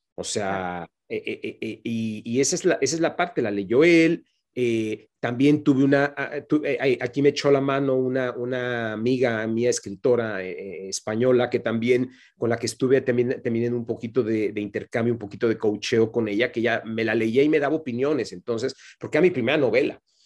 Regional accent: Mexico; moved away as an adult; carrera como la que yo hice en México no, la, volví a hacer una vez que me fui de mi país

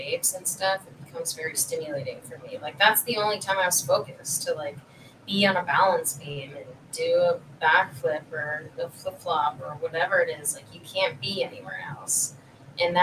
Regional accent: Chicago, Illinois, United States; I'm from Chicago

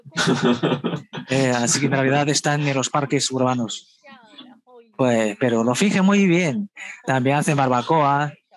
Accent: Shanghai, China; also born or lived in Beijing; yo no nací en Shanghai, yo nací en realidad en Pekín. Cuando yo era pequeña, vine con mis padres a Shanghai y nos instalamos en Shanghai.

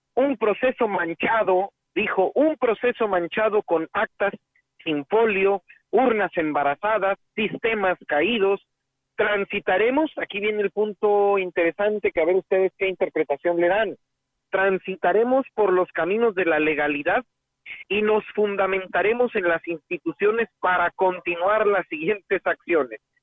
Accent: San Luis Potosí, Mexico

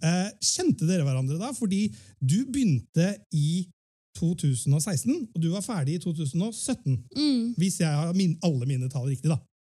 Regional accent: Fredrikstad, Østfold, Norway; Vi som er født og oppvokst her på Østlandet Jeg er jo selv fra Fredrikstad

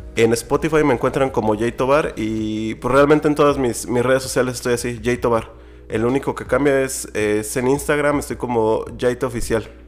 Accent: San Luis Potosí, Mexico; Yo soy de San Luis Potosí

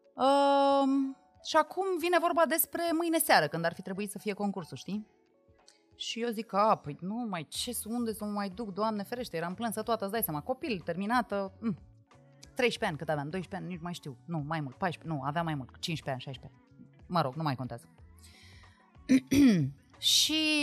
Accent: Măgești, Bihor County, Romania; now in Bucharest, Romania

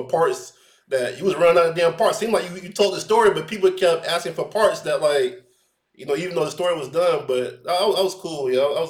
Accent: Orlando, Florida, United States; you know I'm from Orlando too

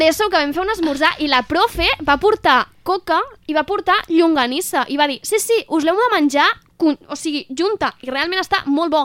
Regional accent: Moià, Catalonia, Spain; d'on soc, del Moianès, Moia

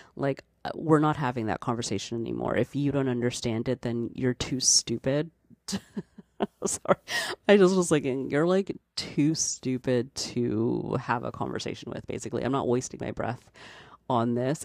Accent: Canada; I'm Canadian

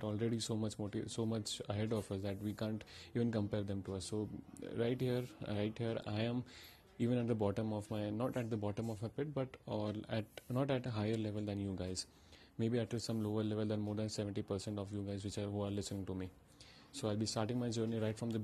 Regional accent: India; I'm from India

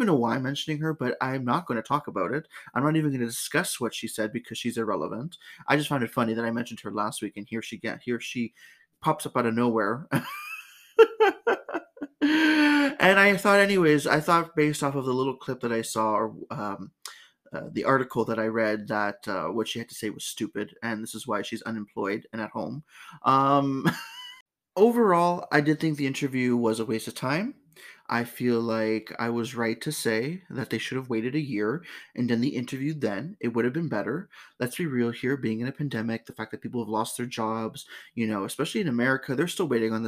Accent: Canada; my home country

